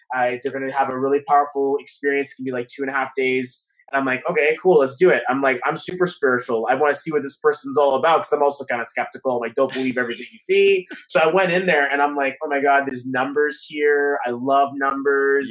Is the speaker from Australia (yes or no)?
no; Canada; we're Canadian